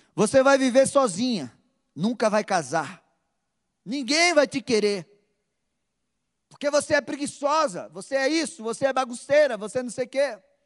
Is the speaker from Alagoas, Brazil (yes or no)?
no; Recife, Pernambuco, Brazil; Na minha terra, lá no Nordeste, Recife, nós temos a mania de chegar a chamar a pessoa de danado